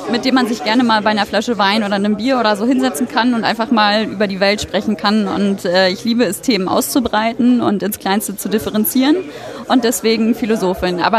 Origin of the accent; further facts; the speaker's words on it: Hamburg, Germany; Ich komme aus Hamburg, daher auch die Nähe